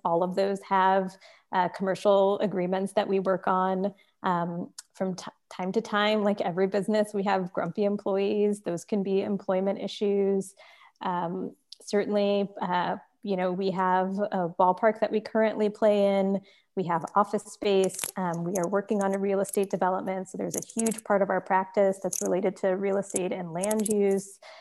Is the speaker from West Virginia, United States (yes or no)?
no; Richmond, California, United States; I grew up in Richmond, California, which is in the Bay Area